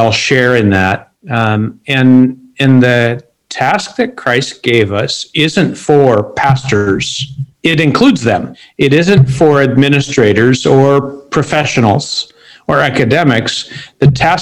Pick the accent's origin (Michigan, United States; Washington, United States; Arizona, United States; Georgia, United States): Washington, United States; Seattle; moved away as an adult; also born or lived in Sri Lanka / Philippines / New York City; now in Beirut, Lebanon; I grew up in Seattle, one of the most unchurched cities in America